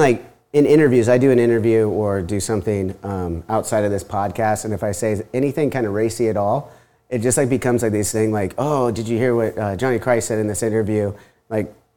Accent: Huntington Beach, California, United States; I'm born and raised here in Huntington.

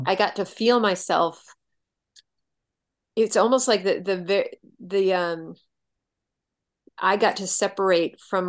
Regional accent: New England, United States; moved away; I grew up in New England

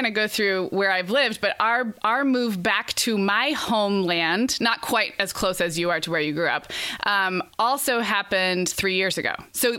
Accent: Santa Barbara, California, United States; moved away as an adult; also born or lived in Oregon / Chicago / Arizona; in my both sides, I have Montana, Idaho, Oregon, Washington, and then eventually California. I was born in Oregon, but when I was in kindergarten, we moved to Santa Barbara, which is right in between, I would say, Central and Southern California, 90 miles north of LA.

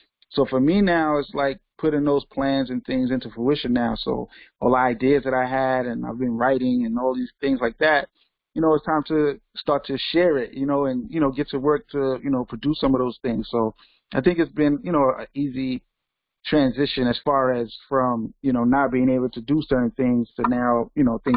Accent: New York City, New York, United States; I'm from Brooklyn, New York

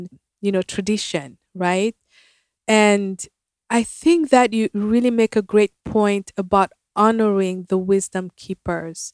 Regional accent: Cameroon; moved away as an adult; now in United States; when I first moved to America, I'm from Cameroon, Africa

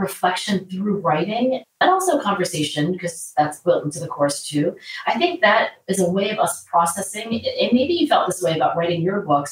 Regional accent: Philadelphia, Pennsylvania, United States; my hometown of Philadelphia

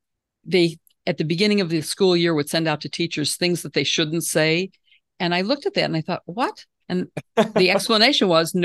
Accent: Midwest, United States; both of us say pop. Not soda, because we're both from the Midwest.

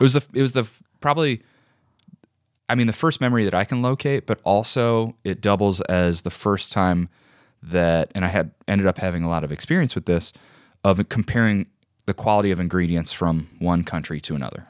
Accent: Joliet, Illinois, United States; I grew up in Joliet, Illinois

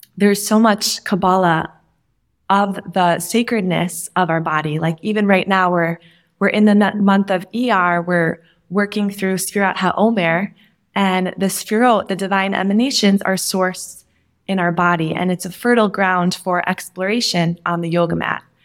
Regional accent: Minnesota, United States; I grew up in Minnesota

